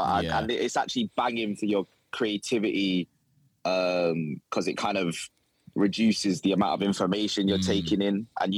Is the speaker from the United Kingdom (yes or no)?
yes; London, United Kingdom; moved away as an adult; I grew up in London, and this is more green space than I've ever had.